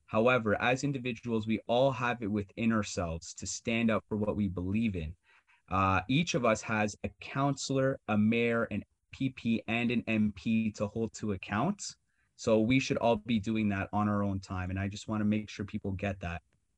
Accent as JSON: {"language": "English", "country": "Canada", "said": "We're Canadian. We've all played hockey."}